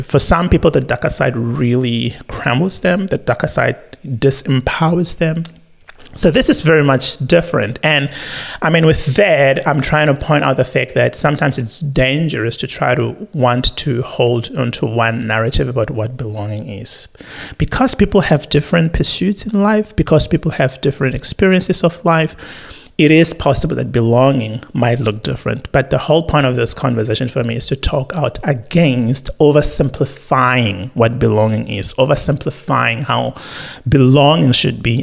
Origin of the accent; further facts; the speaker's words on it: South Africa; now in Australia; as a South African